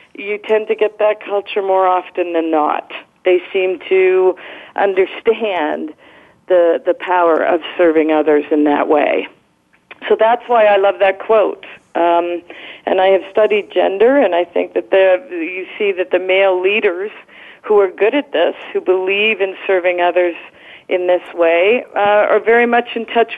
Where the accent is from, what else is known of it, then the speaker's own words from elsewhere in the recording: Canada; moved away; I'm originally from Canada